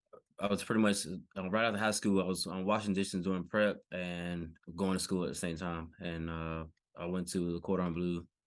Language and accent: English; Decatur, Georgia, United States; All right, so I'm from Decatur, Georgia.